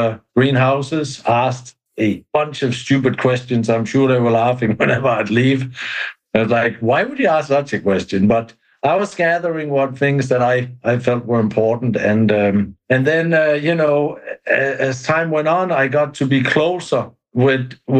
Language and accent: English; Denmark; moved away as an adult; now in Brevard County, Florida, United States; we've been brought up with that in Denmark